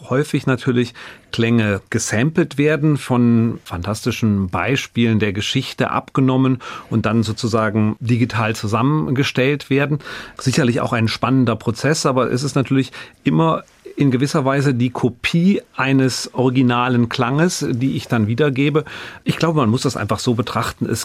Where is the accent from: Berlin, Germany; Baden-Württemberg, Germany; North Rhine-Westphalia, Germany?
North Rhine-Westphalia, Germany; wohingegen jetzt wir als Rheinländer, wir verschlucken ja doch mal das ein oder andere.